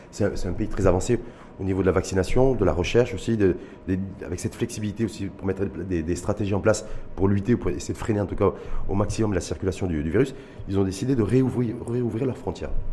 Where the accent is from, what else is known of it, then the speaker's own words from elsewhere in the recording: Morocco; chez nous au Maroc